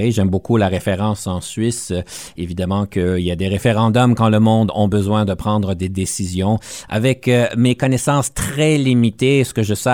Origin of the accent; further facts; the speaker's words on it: Canada; En tant que Canadien, on va se poser la question